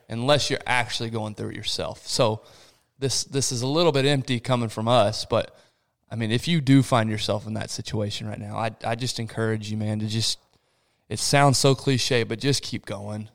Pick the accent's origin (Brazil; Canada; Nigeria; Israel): Brazil; Rio de Janeiro; moved away; I was born in Rio de Janeiro, Brazil, which is one of the biggest cities in the world